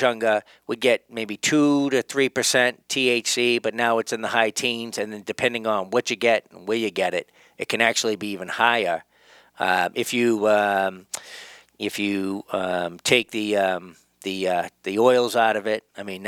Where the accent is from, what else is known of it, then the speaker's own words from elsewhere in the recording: Boston, Massachusetts, United States; there was a place where I grew up in Jamaica Plain